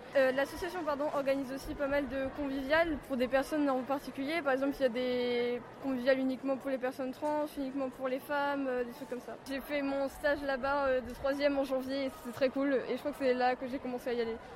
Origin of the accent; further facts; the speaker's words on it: Nantes, Pays de la Loire, France; à la base, je viens de Nantes